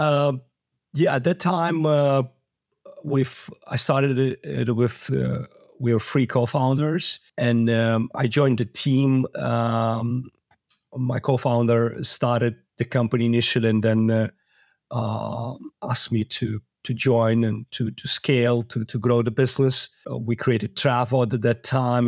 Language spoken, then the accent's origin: English; Moldova; I was born in Moldova